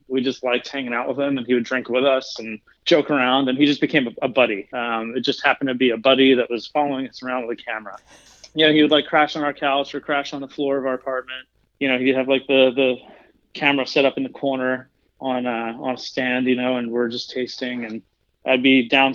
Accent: suburban Maryland, United States; now in Colorado, United States; I grew up in like suburban Maryland

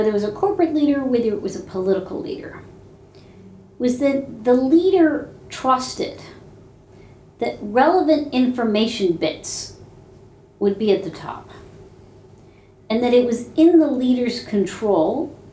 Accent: New York, United States; I'm an Indian American female from New York

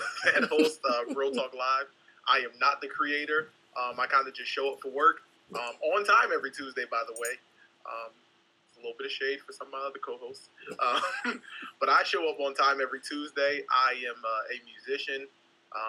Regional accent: Baltimore, Maryland, United States; I was not born in New York City. But I was born in Baltimore

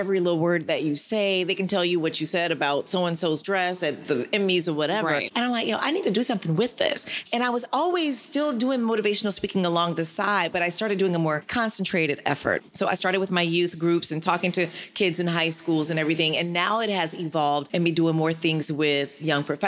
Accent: Florida, United States; I'm from Florida, so all my friends were at FSU or FAMU

